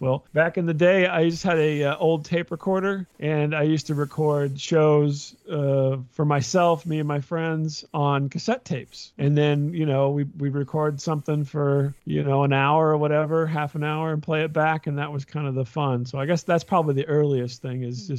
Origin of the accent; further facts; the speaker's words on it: central Illinois, United States; I'm from Illinois, mm-hmm. not near Chicago, downstate Illinois, really central Illinois.